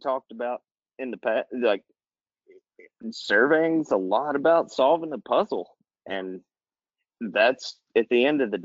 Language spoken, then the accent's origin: English; Alabama, United States; now in Florida, United States; I'm from Alabama originally